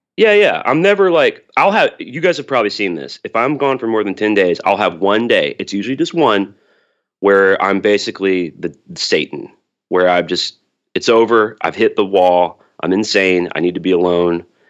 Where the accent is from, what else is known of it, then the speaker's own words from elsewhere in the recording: Birmingham, Alabama, United States; I'm from Birmingham, Alabama